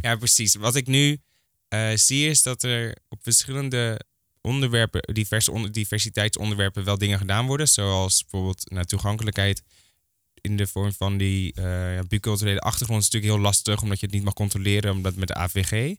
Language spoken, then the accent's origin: Dutch; Hoorn, North Holland, Netherlands; now in Amsterdam, Netherlands; Ik kom eigenlijk uit Horen. Ja. Eh, daar ben ik opgegroeid